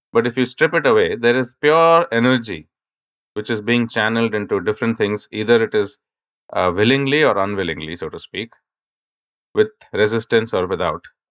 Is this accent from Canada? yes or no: no; India; I grew up in India